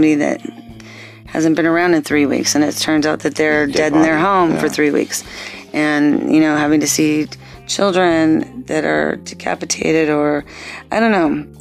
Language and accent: English; Torrance, California, United States; growing up in Torrance, which is a city located in a part of Los Angeles County known as the South Bay